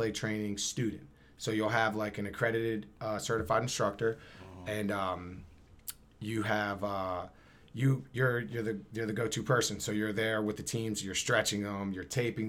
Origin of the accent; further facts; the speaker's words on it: Camden, New Jersey, United States; I'm from Camden